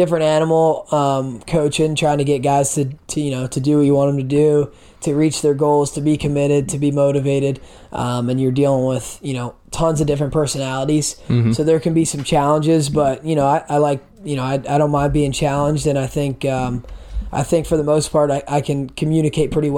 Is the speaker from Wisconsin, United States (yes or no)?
no; Lancaster, Pennsylvania, United States; Lancaster, like southern end, almost to Maryland